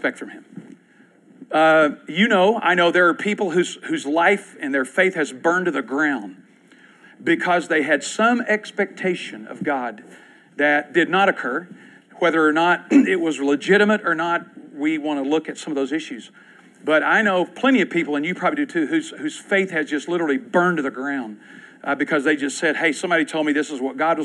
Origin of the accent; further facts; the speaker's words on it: Clark County, Kentucky, United States; Clark County, where I grew up in Kentucky